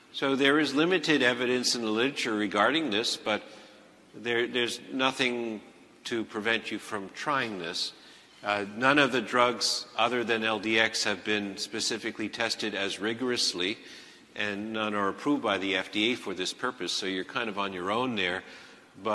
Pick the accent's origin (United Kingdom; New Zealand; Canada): Canada; Montreal, Quebec; I'm from Montreal, not Toronto.